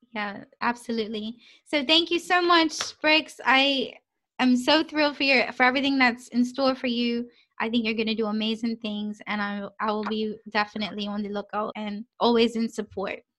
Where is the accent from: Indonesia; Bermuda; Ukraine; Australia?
Bermuda; moved away as an adult; now in United Kingdom; growing up in Bermuda